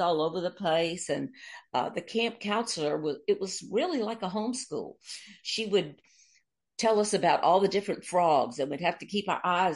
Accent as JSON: {"language": "English", "town": "Mobile", "region": "Alabama", "country": "United States", "tie": "born or raised there", "also_born_or_lived": "New Orleans, Louisiana", "moved": "yes", "said": "I was born here in Mobile, Alabama, and my father was the British Vice Consul"}